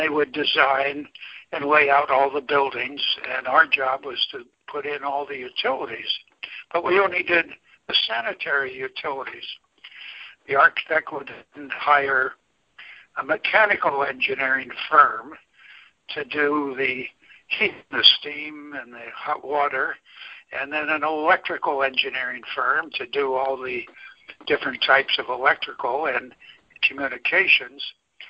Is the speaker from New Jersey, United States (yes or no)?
yes; New Jersey, United States; also born or lived in Buffalo, United States / Orange County, United States; I started out in Buffalo. I was born in Buffalo, New York. And then my family moved to Southern California in Orange County. And then they moved back to New Jersey in Bergen County. So I spent my high school years in New Jersey.